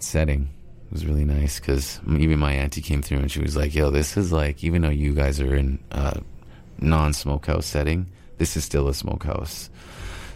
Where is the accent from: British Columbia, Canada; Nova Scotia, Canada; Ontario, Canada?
British Columbia, Canada; Stó:lō Nation; I'm from Stalo Nation. So river people, Stalo means river. So Stalo river people, and raised on salmon.